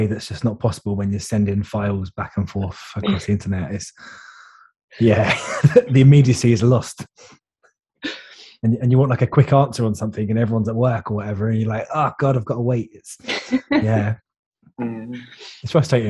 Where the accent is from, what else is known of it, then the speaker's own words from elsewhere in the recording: London, United Kingdom; now in Cheltenham, United Kingdom; So I live in Cheltenham, but I grew up in London